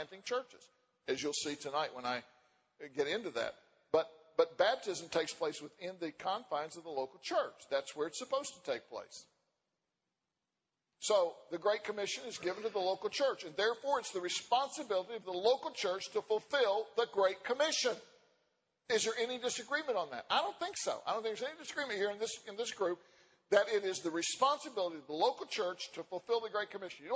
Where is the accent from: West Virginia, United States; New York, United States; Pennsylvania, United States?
West Virginia, United States; moved away; I'm from West Virginia